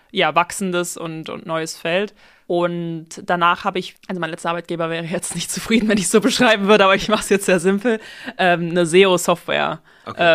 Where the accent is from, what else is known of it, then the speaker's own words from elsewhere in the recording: Aachen, North Rhine-Westphalia, Germany; now in Berlin, Germany; ich komme aus Aachen, bin 27 Jahre alt und wohne heute in Berlin